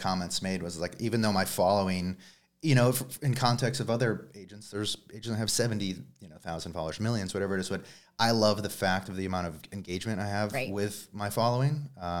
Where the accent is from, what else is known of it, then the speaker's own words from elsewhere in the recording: Tucson, Arizona, United States; Tucson, Arizona.